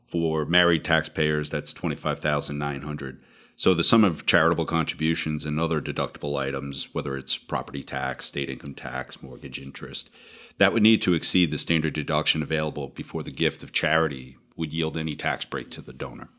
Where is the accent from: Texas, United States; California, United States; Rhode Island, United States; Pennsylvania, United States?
Rhode Island, United States; moved away as an adult; now in New Jersey, United States; I am originally from Rhode Island, so good to be back in New England, uh, now living in New Jersey for a couple decades.